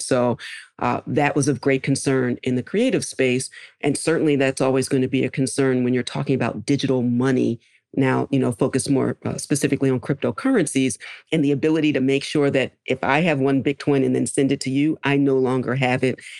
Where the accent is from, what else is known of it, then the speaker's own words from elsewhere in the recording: Philadelphia, Pennsylvania, United States; I grew up in Philadelphia